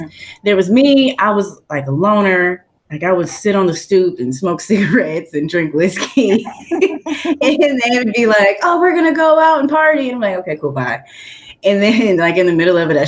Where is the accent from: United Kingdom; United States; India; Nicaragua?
United States; Detroit, Michigan; also born or lived in Lansing, Michigan; I'm from Detroit and, you know, it's basically a city